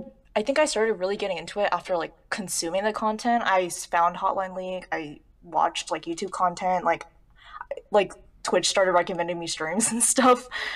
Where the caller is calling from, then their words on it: California, United States; I'm calling from Southern California.